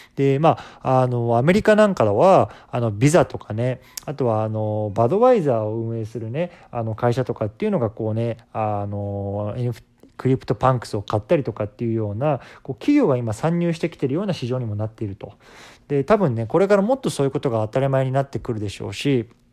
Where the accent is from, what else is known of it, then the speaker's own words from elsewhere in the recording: Japan; 僕自身こう日本で生まれ育って